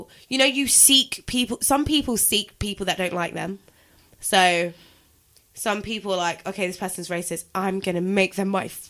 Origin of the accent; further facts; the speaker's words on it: London, United Kingdom; I went to secondary school in London.